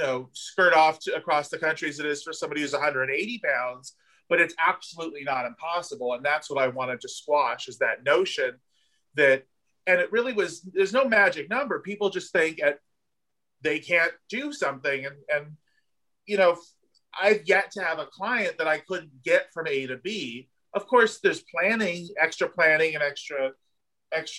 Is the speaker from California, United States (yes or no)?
yes; Southern California, United States; moved away as an adult; also born or lived in Los Angeles; now in Wilton Manors, United States; being from Southern California, where we have beaches also